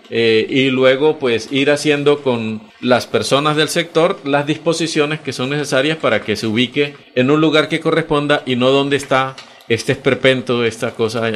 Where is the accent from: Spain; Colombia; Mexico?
Colombia; San Juan del Cesar, La Guajira; now in Bucaramanga, Colombia; yo soy de San Juan del Cesar, eso es en la Guajira colombiana